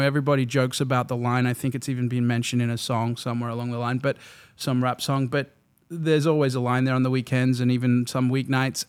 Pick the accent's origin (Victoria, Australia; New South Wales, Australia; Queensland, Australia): Victoria, Australia; Melbourne; moved away as an adult; now in West Hollywood, United States; I am from Melbourne, Australia, sunny Melbourne.